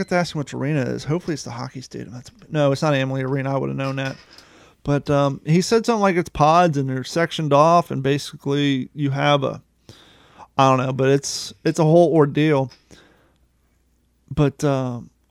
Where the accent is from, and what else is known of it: Grove City, Ohio, United States